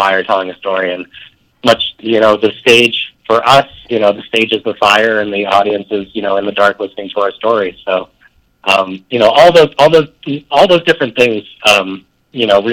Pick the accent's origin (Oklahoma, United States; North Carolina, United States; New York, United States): New York, United States; Rochester; I grew up in Rochester, New York